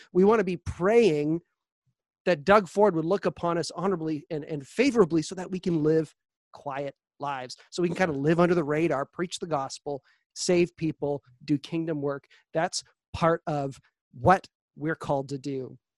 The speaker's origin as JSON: {"language": "English", "country": "Canada", "said": "our freedoms as Canadian citizens"}